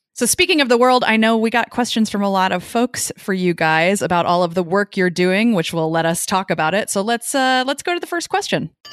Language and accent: English; United States; moved away; also born or lived in New York; we grew up in Missouri and Arkansas